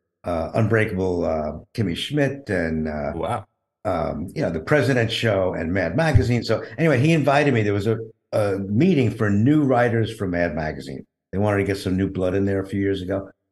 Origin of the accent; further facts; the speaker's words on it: New York City, New York, United States; I grew up in Brooklyn